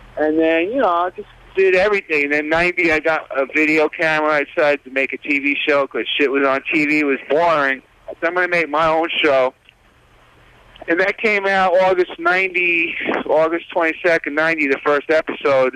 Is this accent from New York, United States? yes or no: yes; New York City, New York, United States; I grew up in the Village, you know, a little bit on the west side